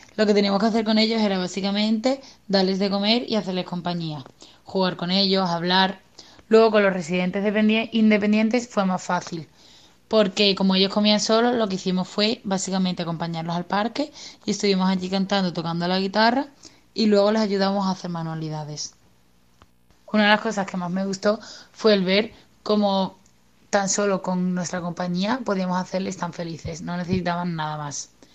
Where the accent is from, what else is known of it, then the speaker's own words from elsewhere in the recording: Cádiz, Andalusia, Spain; estudio enfermería y soy de Cádiz.